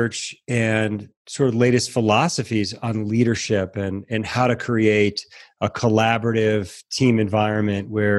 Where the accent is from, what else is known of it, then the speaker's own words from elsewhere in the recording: Connecticut, United States; moved away; I grew up in Connecticut and had family in the Lower East Side